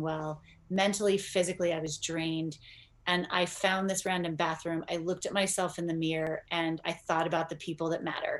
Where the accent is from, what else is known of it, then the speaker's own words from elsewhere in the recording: Northern California, United States; I grew up in Northern California